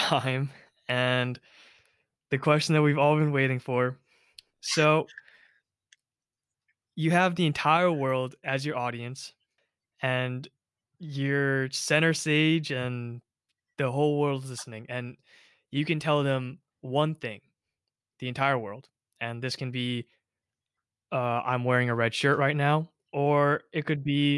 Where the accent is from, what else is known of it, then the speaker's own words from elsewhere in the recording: South Korea; now in United States; my hometown, South Korea